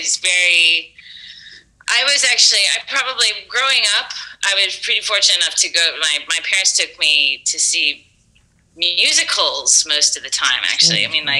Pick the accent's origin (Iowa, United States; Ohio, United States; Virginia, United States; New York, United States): Virginia, United States; Northern; moved away as an adult; also born or lived in Washington, D.C.; now in Spain; I was raised in Northern Virginia. I was born in D.C., raised in Northern Virginia.